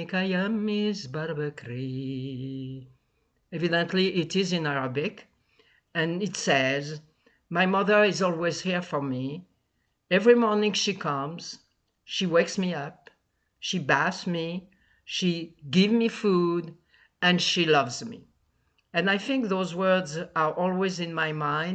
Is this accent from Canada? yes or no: no; Tunis, Tunis Governorate, Tunisia; moved away; I was born in Tunis, Tunisia